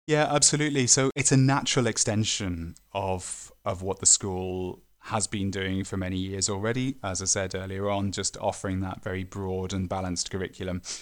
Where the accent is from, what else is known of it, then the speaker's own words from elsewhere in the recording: the Northwest, North West England, United Kingdom; I'm from the Northwest